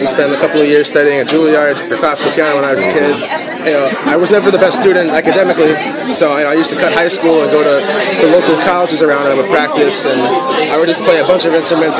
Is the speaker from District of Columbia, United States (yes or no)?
no; New York City, New York, United States; You know, I grew up in Brooklyn. I was born and raised in Brooklyn, you know, and I grew up in the city.